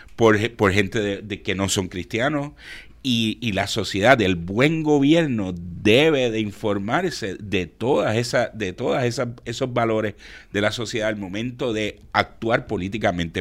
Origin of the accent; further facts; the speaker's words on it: Puerto Rico; como puertorriqueños